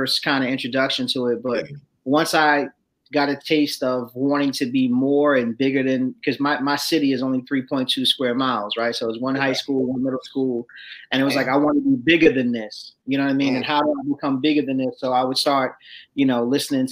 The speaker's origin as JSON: {"language": "English", "town": "Passaic", "region": "New Jersey", "country": "United States", "said": "I'm from Passaic, New Jersey. Project City 07055"}